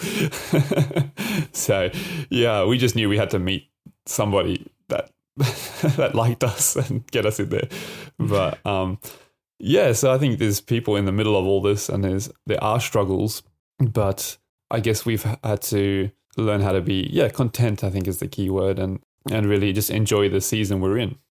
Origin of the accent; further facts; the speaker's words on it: Adelaide, South Australia, Australia; also born or lived in Japan; now in Brisbane, Australia; I'm originally from Adelaide